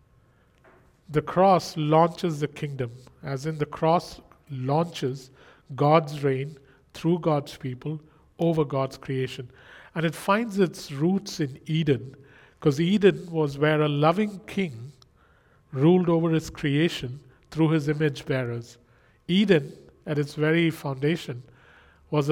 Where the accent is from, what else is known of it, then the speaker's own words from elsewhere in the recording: India; I come from India